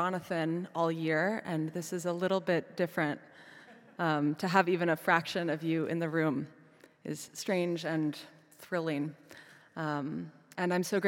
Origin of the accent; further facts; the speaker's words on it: Midwest, United States; moved away; back in my hometown